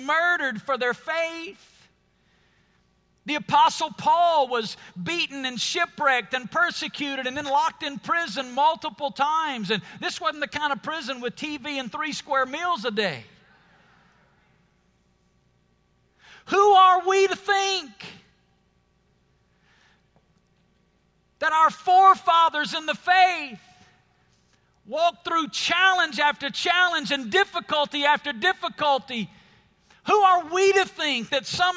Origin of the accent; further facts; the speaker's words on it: Alabama, United States; moved away as an adult; now in Las Vegas, United States; When God called my family to Las Vegas, we're from Alabama. We're moving to the desert.